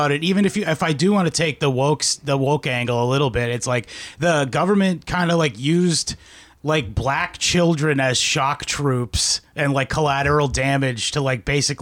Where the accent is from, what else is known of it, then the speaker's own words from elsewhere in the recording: Brockton, Massachusetts, United States; also born or lived in Stoughton, Massachusetts; I'm from Brockton